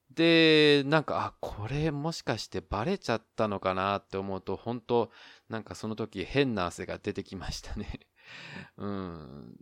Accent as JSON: {"language": "Japanese", "region": "Osaka", "country": "Japan", "tie": "born or raised there", "moved": "as an adult", "lives_now": "Taiwan", "said": "自分が大阪出身"}